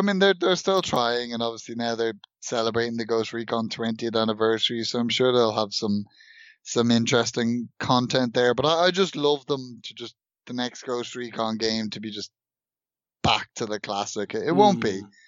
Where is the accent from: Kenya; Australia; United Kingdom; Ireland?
Ireland; born or raised there